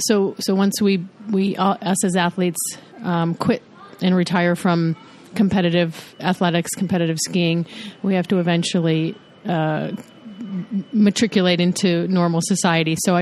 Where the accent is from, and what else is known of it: United States